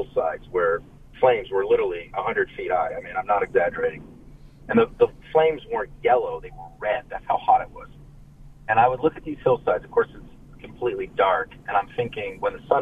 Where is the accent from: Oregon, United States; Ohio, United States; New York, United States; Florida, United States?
New York, United States; now in California, United States; I'm actually from New York. I grew up outside